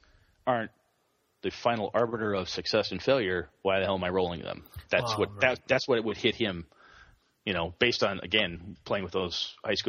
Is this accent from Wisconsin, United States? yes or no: yes; Wausau, Wisconsin, United States; my hometown of Wausau, there's the high school I went to has a game club